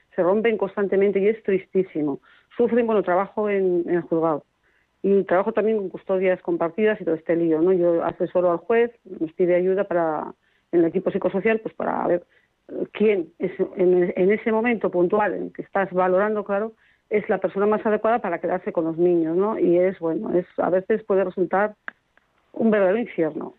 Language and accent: Spanish; Burgos, Castile and León, Spain; yo soy de Burgos